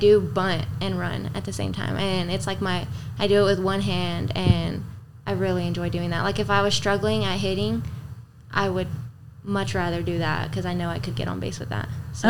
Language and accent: English; Alpine, Texas, United States; I'm from Alpine.